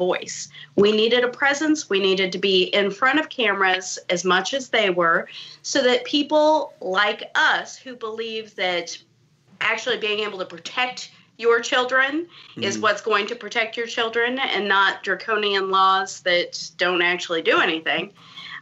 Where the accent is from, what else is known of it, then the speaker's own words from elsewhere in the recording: rural Kansas, United States; I live in rural Kansas. I'm about an hour or so south of Kansas City.